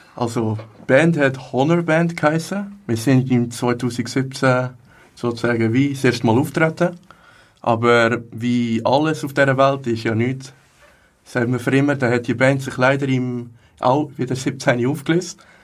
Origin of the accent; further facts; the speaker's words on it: Hägglingen, Aargau, Switzerland; Ich komme aus Hecklingen, da ist gerade nebenan